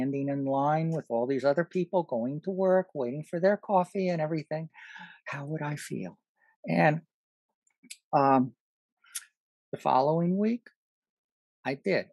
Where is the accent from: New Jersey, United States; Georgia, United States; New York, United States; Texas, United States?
New York, United States; I grew up in New York. When I was even in college in New York